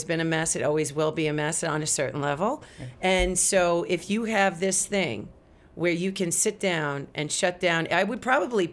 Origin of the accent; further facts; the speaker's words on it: Montauk, New York, United States; we're from Montauk